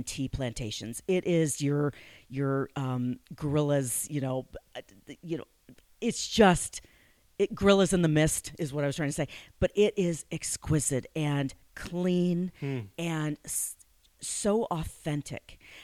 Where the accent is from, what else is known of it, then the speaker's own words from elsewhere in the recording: Madison, Wisconsin, United States; I'm originally from Madison, Wisconsin.